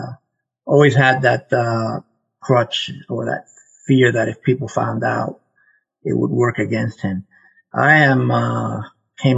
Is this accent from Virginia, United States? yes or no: no; New York City, New York, United States; moved away as an adult; also born or lived in South Florida / Puerto Rico (ancestry); now in Canada; growing up in the Bronx, I was born in the Bronx